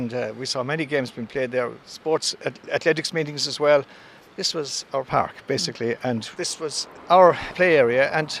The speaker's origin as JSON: {"language": "English", "town": "Clarecastle", "region": "County Clare", "country": "Ireland", "tie": "born or raised there", "said": "I grew up here in Clarecastle and born here in 1951."}